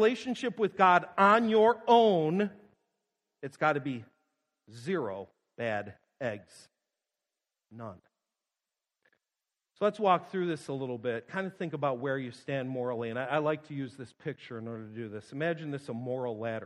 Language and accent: English; Western New York, United States; moved away; I grew up in Western New York